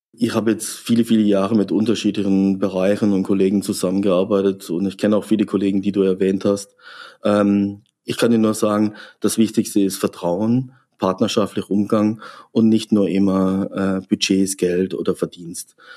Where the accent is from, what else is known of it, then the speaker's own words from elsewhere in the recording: Freiburg, Baden-Württemberg, Germany; now in Frankfurt, Germany; Freiburg ist ähm, mein Geburtsort, mein, meine Heimat, mein Zuhause